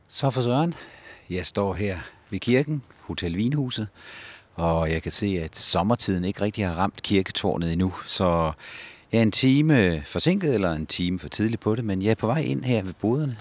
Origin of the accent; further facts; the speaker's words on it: Ribe, Southern Denmark, Denmark; moved away as an adult; now in Næstved, Denmark; jeg er barnefødt i Ribe